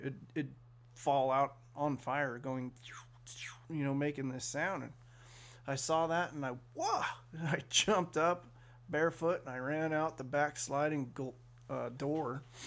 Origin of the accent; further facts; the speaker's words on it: Sacramento, California, United States; I was born in Sacramento